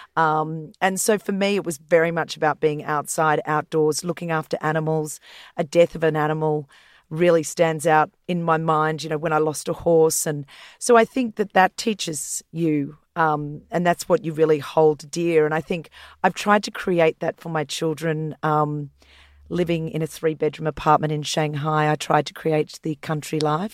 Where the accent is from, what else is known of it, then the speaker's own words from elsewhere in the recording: Queensland, Australia; now in Sydney, Australia; I grew up in Queensland and I grew up on a property